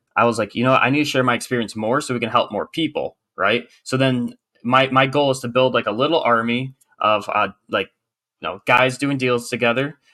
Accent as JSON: {"language": "English", "region": "Michigan", "country": "United States", "tie": "born or raised there", "moved": "as an adult", "lives_now": "South Carolina, United States"}